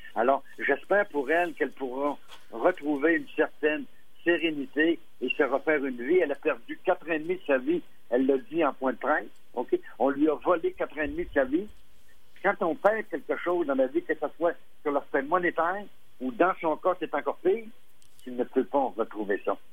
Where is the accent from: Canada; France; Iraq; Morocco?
Canada; Quebec; chez nous, au Québec